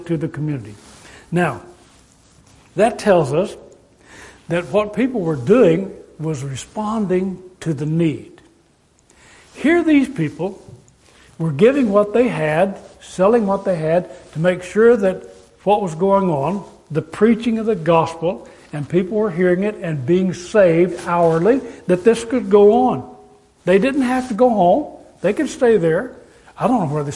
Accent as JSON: {"language": "English", "town": "Amarillo", "region": "Texas", "country": "United States", "tie": "born or raised there", "also_born_or_lived": "California", "moved": "as an adult", "said": "I grew up in Amarillo, Texas, being taken care of during the wartime by my grandmother"}